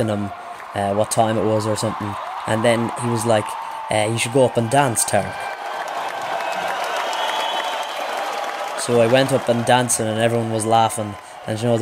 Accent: Leitrim, Ireland; I'm 16 and I'm from Leitrim

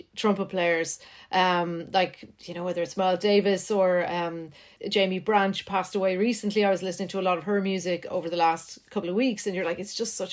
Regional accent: Ireland; also born or lived in Netherlands; I'd come back to Ireland and I'd be bullied a wee bit because my accent wasn't quite what it should have been because I just spent a couple of years in Holland.

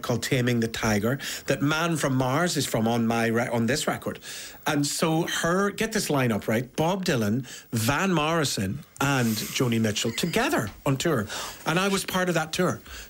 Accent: Ireland; I'm a singer from Ireland.

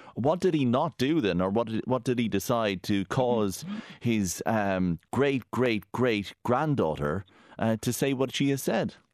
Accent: Galway, Connacht, Ireland; I am from Galway

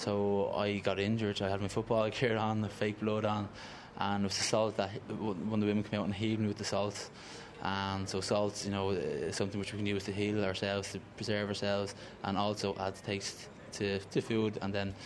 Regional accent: Ireland; I just define myself as regular Irish

